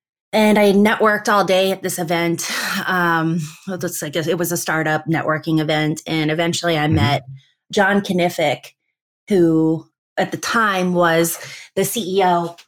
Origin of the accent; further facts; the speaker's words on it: Midwest, United States; I'm a Midwesterner at heart. And I was missing a lot of holidays and birthday parties and just everything. I wanted to come home.